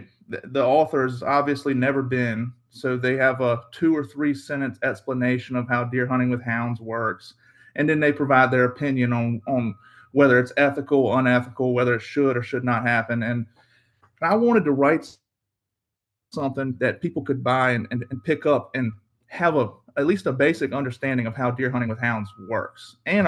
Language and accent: English; Carsville, Virginia, United States; I'm from Southeast Virginia. I grew up in a small town called Carsville, Virginia, or in Alawite County. I do most of my hunting in Southampton County. I grew up dog hunting.